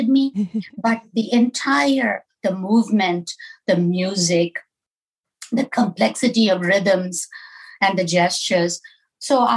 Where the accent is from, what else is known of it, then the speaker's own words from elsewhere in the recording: Southeast India, India; moved away as an adult; now in Minneapolis, United States; I grew up in India